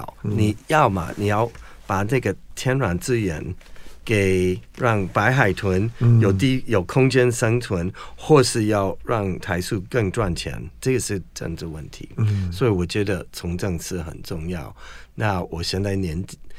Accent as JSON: {"language": "Chinese", "country": "United States", "second_language": "Chinese", "lives_now": "Taiwan", "said": "不过有一个问题，嗯，现在对世界最有影响力的国家，嗯，就是我祖国，就是美国。"}